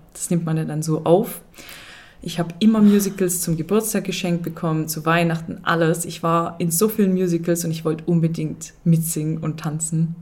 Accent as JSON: {"language": "German", "region": "Swabia", "country": "Germany", "said": "ich bin Schwabe"}